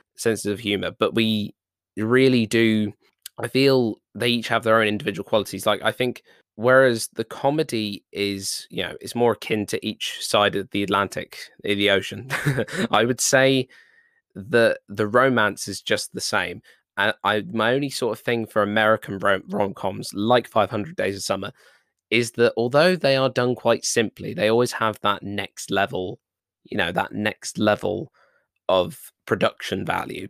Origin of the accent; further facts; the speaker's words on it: United Kingdom; I'm British